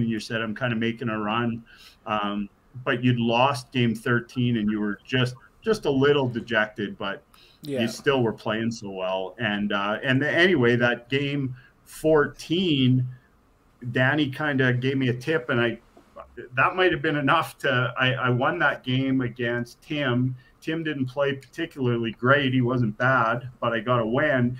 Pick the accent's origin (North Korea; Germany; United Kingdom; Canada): Canada; Regina, Saskatchewan; also born or lived in Thompson, Manitoba; when we moved from Thompson to Regina